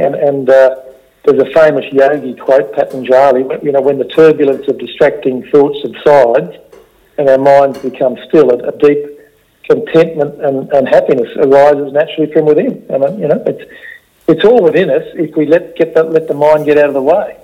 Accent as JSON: {"language": "English", "country": "Australia", "said": "as an Aussie bloke"}